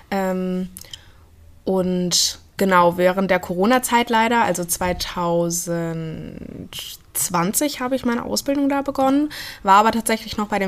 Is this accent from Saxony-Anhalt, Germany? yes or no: no; Blankenau, Hesse, Germany; also born or lived in Fulda; genau, geboren bin ich in Fulda, aber aufgewachsen. Ähm in Blankenau. Also das ist, äh, in, liegt in der Gemeinde Hosenfeld, das ist so 18 Kilometer von hier entfernt.